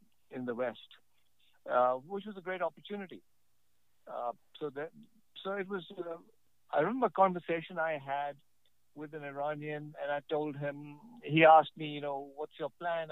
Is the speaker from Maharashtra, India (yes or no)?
no; New Delhi, Delhi, India; born or raised there; also born or lived in Lucknow, India